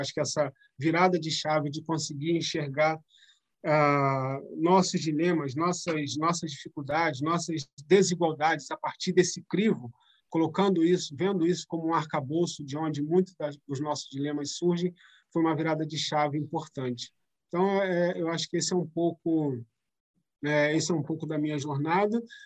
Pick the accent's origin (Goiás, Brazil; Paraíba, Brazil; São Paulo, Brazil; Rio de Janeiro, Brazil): Rio de Janeiro, Brazil; São Gonçalo; na área onde eu cresci, é perto do, do Shopping São Gonçalo, lá perto da BR